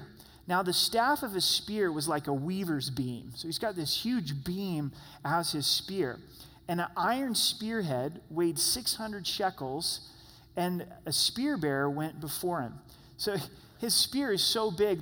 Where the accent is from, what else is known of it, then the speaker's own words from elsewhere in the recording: Grants Pass, Oregon, United States; moved away; I was born and raised in Grants Pass, Oregon, which is just 60 miles south of Roseburg.